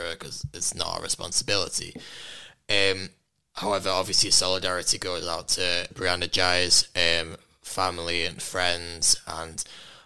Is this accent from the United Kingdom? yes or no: yes; Warrington, North West England, United Kingdom; in Warrington, which did hit particularly hard for me given that's where my hometown as well